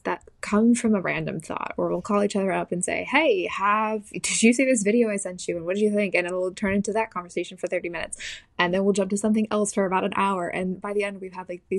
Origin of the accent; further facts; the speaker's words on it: Southern California, United States; moved away as an adult; also born or lived in New Jersey; now in North Carolina, United States; I grew up in Southern California, and I went to university in New Jersey, where we met. And I have since moved to North Carolina